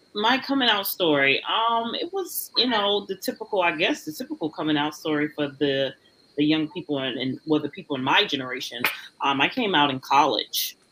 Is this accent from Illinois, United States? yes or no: no; Washington, District of Columbia, United States; moved away as an adult; also born or lived in Florida / Tuscaloosa, Alabama; now in Atlanta, United States; my hometown, Washington, D.C.